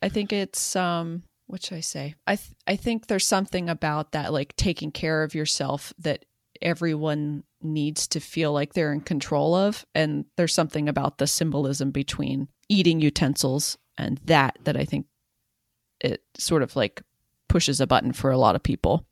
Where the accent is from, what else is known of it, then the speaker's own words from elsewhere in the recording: rural Western Maryland, United States; I grew up in rural Western Maryland